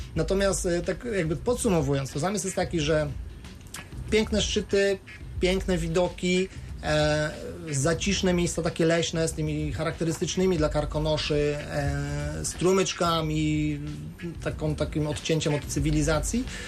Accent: Szklarska Poręba, Lower Silesian Voivodeship, Poland; now in Wrocław, Poland; pochodzę ze Szklarskiej Poręby, tam wciąż mieszkają moi rodzice

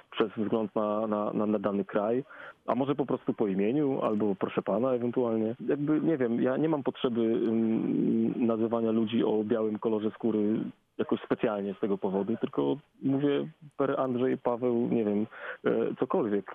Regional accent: Poland; ja bardzo lubię sformułowanie Afropolak

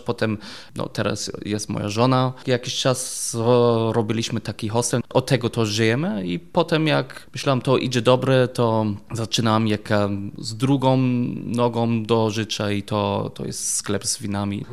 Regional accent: Germany; Polish is a second language; moved away as an adult; also born or lived in England; now in Wrocław, Poland; jestem Niemiec i żyję w Polsce

